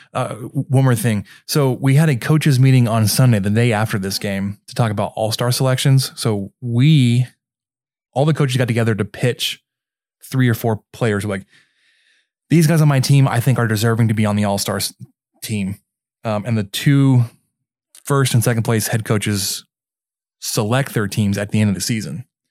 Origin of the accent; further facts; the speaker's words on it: Mesquite, Texas, United States; based in Mesquite, which is what my hometown